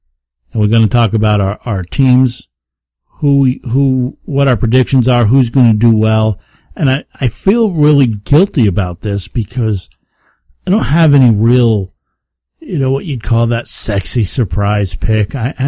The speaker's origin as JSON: {"language": "English", "area": "the Catskills", "region": "New York", "country": "United States", "tie": "born or raised there", "said": "We didn't have a neighborhood. I grew up in the Catskills. It's nothing but woods, man. We had to drive from house to house."}